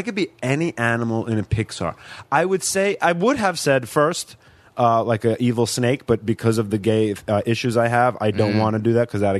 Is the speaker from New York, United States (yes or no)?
yes; Long Island, New York, United States; accent: Long Island mix; moved away as an adult; also born or lived in Queens, New York; now in Los Angeles, United States; I grew up on Long Island. I was born in Queens.